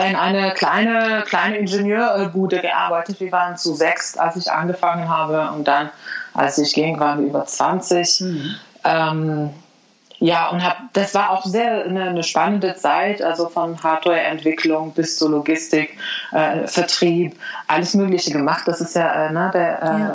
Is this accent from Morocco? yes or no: yes; Morocco; German is a second language; also born or lived in Spain / China; now in Germany; Ich bin ja in Marokko aufgewachsen